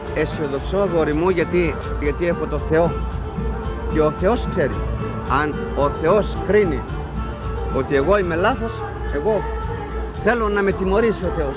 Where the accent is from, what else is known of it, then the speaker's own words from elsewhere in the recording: Nikaia, Attica, Greece; also born or lived in Lemonadika, Piraeus; Εγώ είμαι από την κοκκινιά και έχω μεγαλώσει με στα λεμονάδικα.